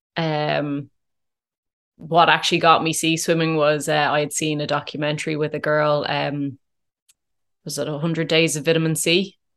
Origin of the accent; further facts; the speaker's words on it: Dublin, Leinster, Ireland; also born or lived in Curracloe, Wexford; I, I grew up in, in Dublin